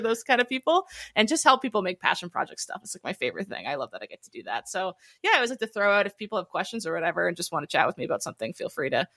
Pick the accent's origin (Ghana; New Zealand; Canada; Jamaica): Canada; Halifax, Nova Scotia; I'm from Halifax, Nova Scotia